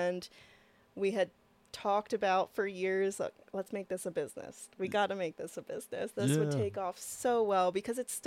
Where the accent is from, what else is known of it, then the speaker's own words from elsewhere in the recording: Lancaster, Pennsylvania, United States; moved away as an adult; also born or lived in Oregon; now in Missoula, United States; we're from Lancaster, Pennsylvania